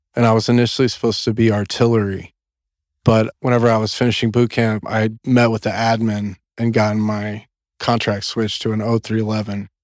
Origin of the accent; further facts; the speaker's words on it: Corpus Christi, Texas, United States; I grew up in South Texas, in Corpus Christi, Texas, and it's down on the coast